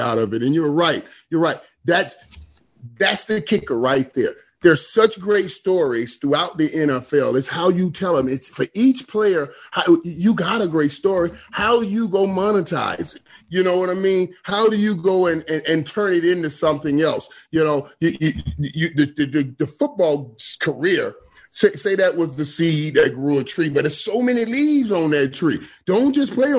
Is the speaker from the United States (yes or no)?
yes; Florida, United States; I'm a brother from Florida.